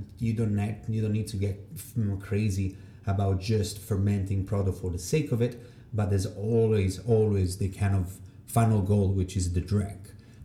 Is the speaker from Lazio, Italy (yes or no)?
yes; Rome, Lazio, Italy; English is a second language; moved away as an adult; just because it's a mix of 7 different countries, which is all the countries that I've been living. And of course, there's a bit of Italian, which is, that's where I came from. I'm from Rome